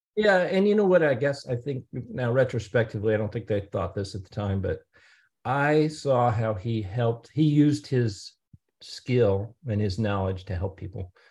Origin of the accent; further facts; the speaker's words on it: St. Louis, Missouri, United States; also born or lived in Edwardsville, Illinois / Columbia, Missouri; I was born and raised in Saint Louis, Missouri